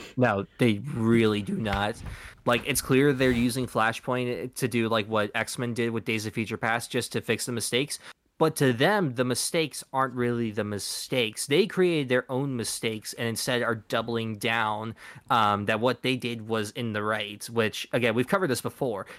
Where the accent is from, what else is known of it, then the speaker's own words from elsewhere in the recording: United States; we're from America